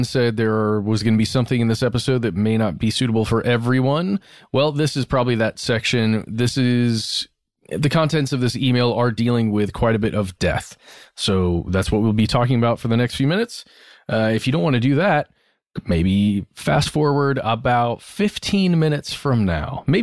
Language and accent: English; Eastern Canada, Canada; I'm from Eastern Canada and been in British Columbia for the past three years.